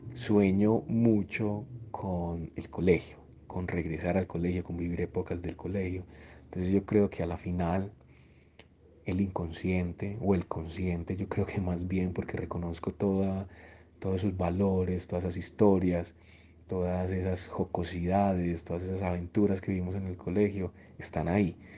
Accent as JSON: {"language": "Spanish", "town": "Copacabana", "region": "Antioquia", "country": "Colombia", "tie": "born or raised there", "also_born_or_lived": "Medellín", "said": "Yo nací en Medellín, pero fui criado toda la vida en un municipio de Antioquia que es muy cercano a Medellín, que se llama Copacabana."}